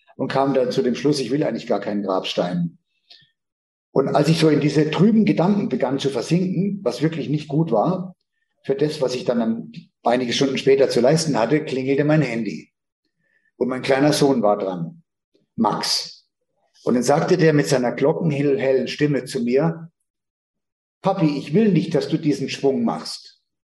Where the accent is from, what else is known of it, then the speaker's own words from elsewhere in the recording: Northern Germany, Germany; ich stamme ja aus dem Hohen Norden